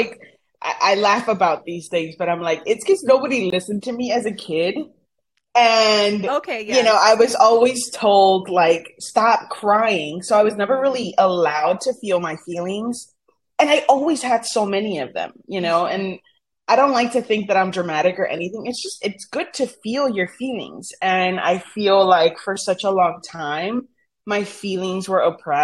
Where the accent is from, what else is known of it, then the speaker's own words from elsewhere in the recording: Brownsville, Texas, United States; first language Spanish; English is a second language; I was born in Brownsville. My parents are from Matamoros, Tamaulipas, which is Brownsville's border with Matamoros